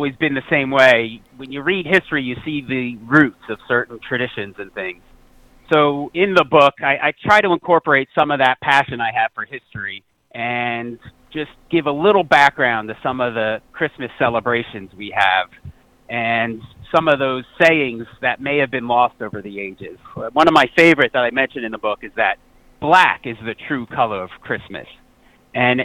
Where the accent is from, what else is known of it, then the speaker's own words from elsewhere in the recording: New Jersey, United States; I'm from New Jersey here in the United States.